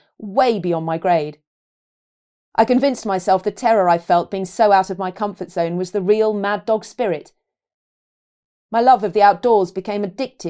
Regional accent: London, United Kingdom; despite growing up in London

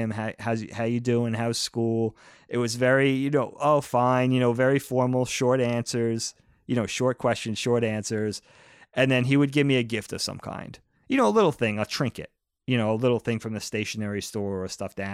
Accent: Medford, New York, United States; also born or lived in Brookhaven, New York / California; where we grew up in Medford, which is a much newer established suburb

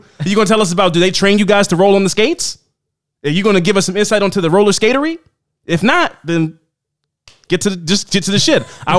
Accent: Kansas City, Missouri, United States; I'm going to preface this by saying that I'm from Kansas City, Missouri. So that's, Midwest.

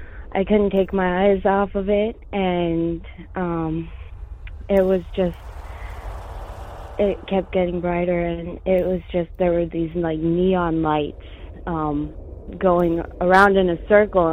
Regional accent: Montana, United States; I'm originally from Montana, born and raised.

